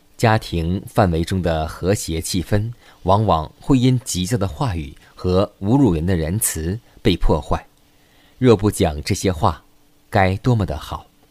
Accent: China; 我们中国人常说一句古语，

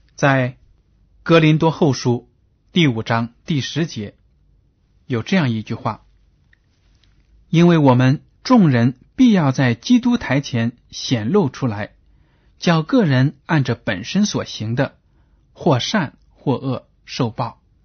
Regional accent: China; 我们中国人说，善有善报，恶有恶报

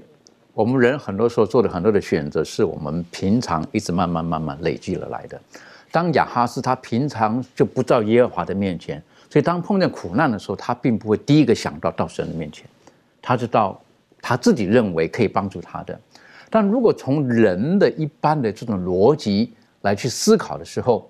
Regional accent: China; 当然，比如说我们呃，我们中国人，我们取名字，大概父母都有一些特殊的含义在这个里面

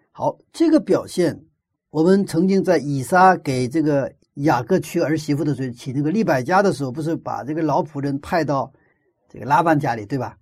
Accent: China; moved away; 我小的时候生活在一个没有火车的一个，一个乡村里， 那个一个村子里生活的都是从朝鲜半岛移民过来的朝鲜族

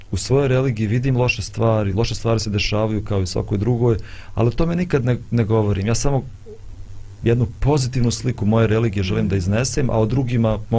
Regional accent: Bosnia & Herzegovina

